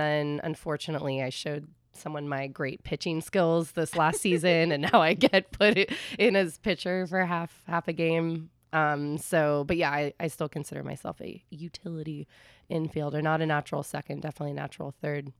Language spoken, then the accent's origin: English; San Carlos, California, United States; moved away as an adult; now in New York, United States; I grew up in San Carlos.